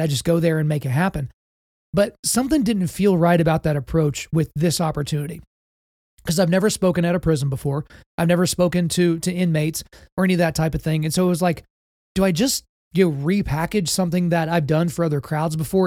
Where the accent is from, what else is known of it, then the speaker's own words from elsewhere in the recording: Oklahoma, United States; I'm from Oklahoma, but I'm not about to be a Southern Baptist here